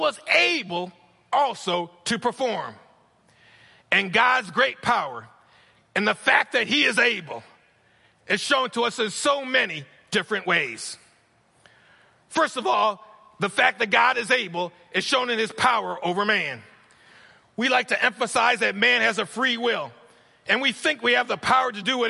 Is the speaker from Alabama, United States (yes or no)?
no; New York, United States; moved away; I'm from New York